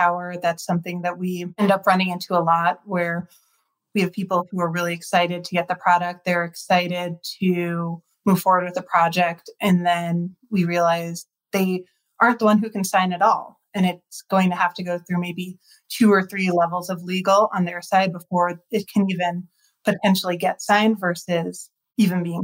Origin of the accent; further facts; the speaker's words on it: New York, East Coast, United States; I grew up on the East Coast